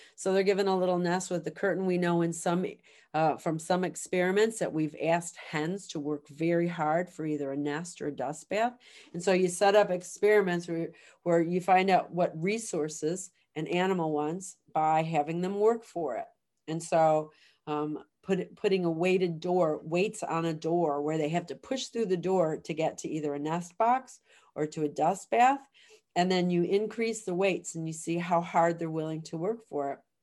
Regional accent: Chicago, Illinois, United States; moved away as an adult; now in Guelph, Canada; I grew up in the city of Chicago

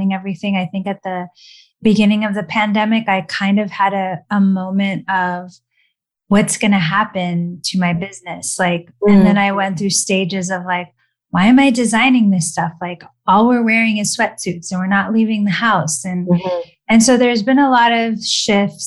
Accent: Los Angeles, California, United States; born and raised in LA.

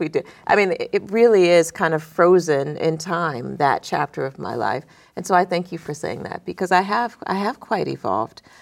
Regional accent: Youngstown, Ohio, United States; moved away; I grew up in Youngstown, Ohio

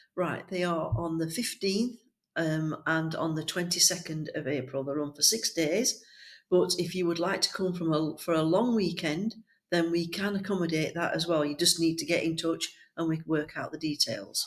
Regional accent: Yorkshire and the Humber, United Kingdom; we're from Yorkshire. We speak as we find, and we tell the truth.

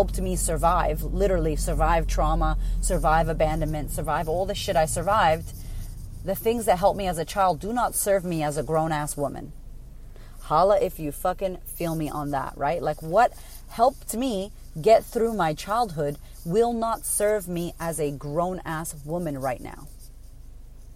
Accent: United States; now in Australia; I'm American

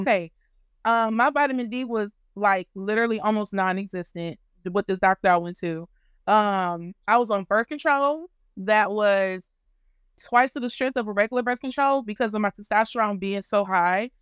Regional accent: Louisiana, United States; I'm from Louisiana

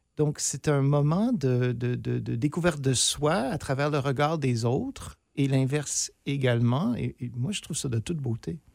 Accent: near Sudbury, northern Ontario, Canada; je suis originaire du nord de l'Ontario, tout près de Sudbury

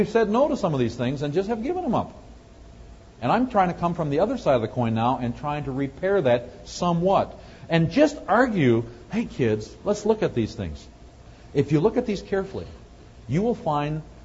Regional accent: Wisconsin, United States; moved away; I'm from Wisconsin originally

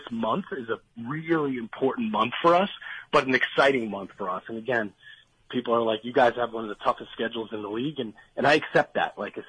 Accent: New Jersey, United States; I grew up in New Jersey.

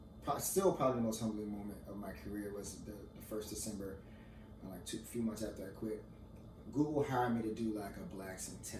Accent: Florida, United States; moved away; I'm from Florida

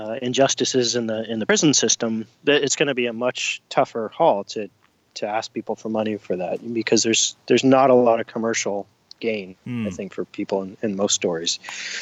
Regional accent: Portland, Oregon, United States; it's here in my hometown

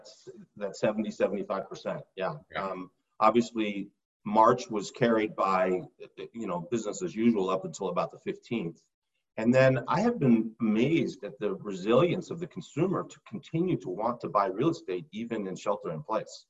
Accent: North Carolina, United States; born there; also born or lived in Rochester, New York / Los Angeles; So I was born in North Carolina. We lived three separate times in Rochester, New York, twice

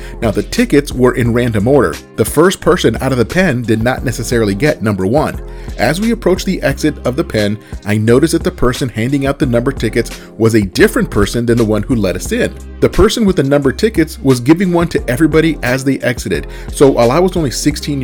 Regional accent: Southern California, United States; I grew up in Southern California during the Showtime days

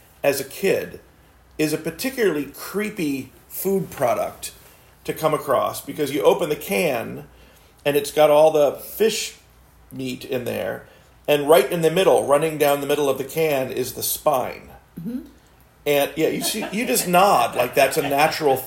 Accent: South Florida, United States; growing up in South Florida is that we had a key lime tree in our backyard.

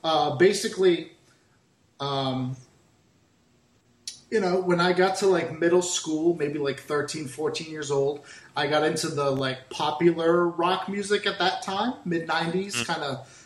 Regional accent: Boston, Massachusetts, United States; moved away as an adult; also born or lived in Portugal; now in Florida, United States; my mom moved to America, and we primarily lived outside of Boston in Massachusetts. I lived there until I was like 26, 27 years old

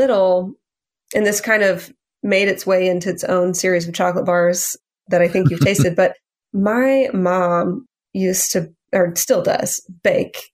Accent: Louisiana, United States; I grew up in Louisiana with, like, a really big food culture

